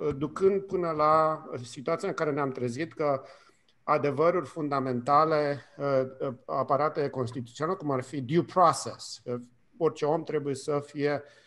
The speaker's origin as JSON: {"language": "Romanian", "country": "Romania", "moved": "as an adult", "lives_now": "United States", "said": "am plecat din România acum 30 de ani și mă trezesc înapoi în România de acum 30 de ani"}